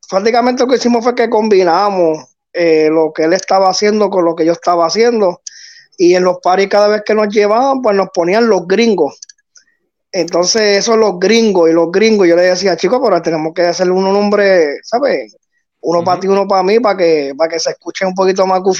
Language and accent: Spanish; Puerto Rico; also born or lived in United States; yo soy gringo, criado acá, eh, en Puerto Rico.